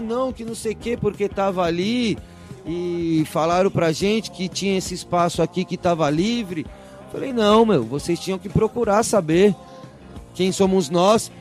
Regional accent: Brazil; also born or lived in Manaus; saí do Brasil mesmo, mas conheci bastante o Brasil, assim, viajei bastante dentro do nosso país

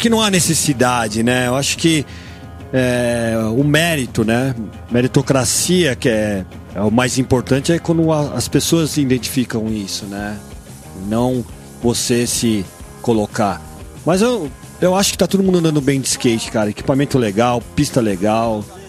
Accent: Brazil; sou brasileiro

